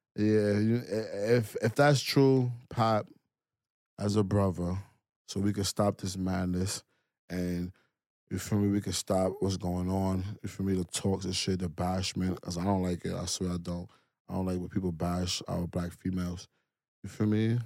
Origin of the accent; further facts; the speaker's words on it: New York City, New York, United States; I'm from Brooklyn